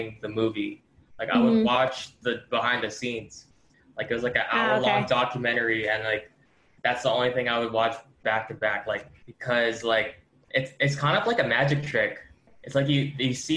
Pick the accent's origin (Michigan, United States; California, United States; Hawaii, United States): Hawaii, United States; Ewa Beach; moved away as an adult; now in Las Vegas, United States; I grew up in Hawaii. I recently moved here.